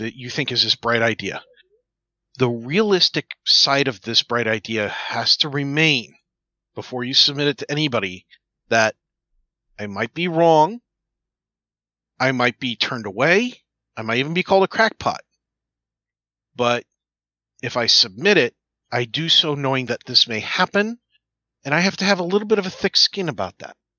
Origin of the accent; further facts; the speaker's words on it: United States; as an American